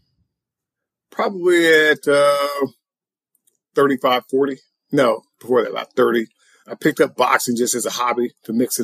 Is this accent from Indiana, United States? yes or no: yes; Evansville, Indiana, United States; moved away; also born or lived in Kentucky; I'm from southern Indiana, a small town called Evansville, which is on the border of Kentucky and Indiana.